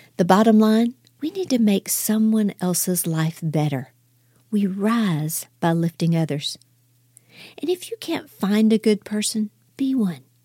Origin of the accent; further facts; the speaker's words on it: Houston, Texas, United States; now in Dallas, United States; I'm from Houston. I live in Dallas now